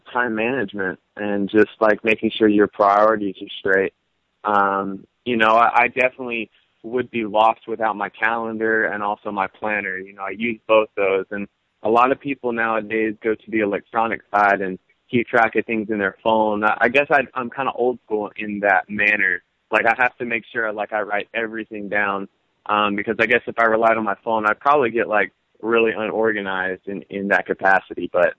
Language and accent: English; North Carolina, United States; moved away as an adult; now in New York City, United States; I'm originally from North Carolina, but I've lived here in New York City for about 2 years.